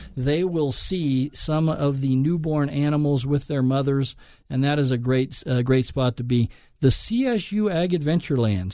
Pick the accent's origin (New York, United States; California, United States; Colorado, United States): Colorado, United States; Lakewood; I grew up in Lakewood, Colorado, went to Alameda High School.